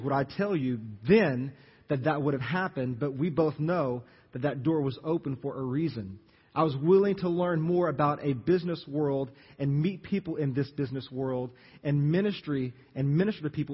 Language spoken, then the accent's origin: English; Jennings, Louisiana, United States; moved away as an adult; also born or lived in Lafayette, Louisiana; you know where Jennings is. That's my hometown